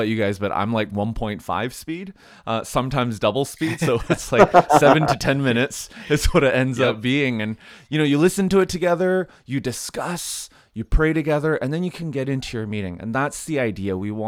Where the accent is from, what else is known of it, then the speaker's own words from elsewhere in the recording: Canada; Hey, I'm Canadian, so this podcast neutral.